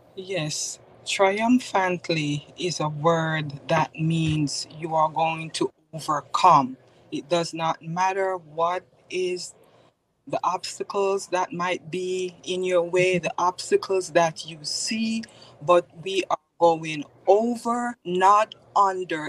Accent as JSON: {"language": "English", "town": "Spanish Town", "country": "Jamaica", "moved": "yes", "lives_now": "Bloomfield, United States", "said": "I am originally from Spanish Town, Jamaica, West Indies"}